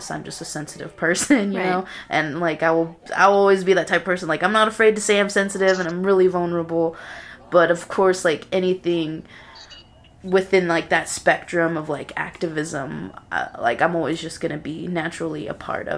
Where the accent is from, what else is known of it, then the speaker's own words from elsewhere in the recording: Napa Valley, California, United States; born there; now in Lubbock, United States; I'm originally born in Napa Valley, California, but like, my family is basically from, like, California and Texas.